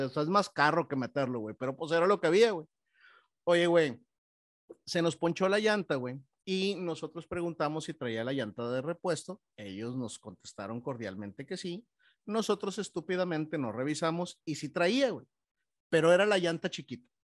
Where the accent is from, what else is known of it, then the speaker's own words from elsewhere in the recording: Monterrey, Nuevo León, Mexico; como buenos regiomontanos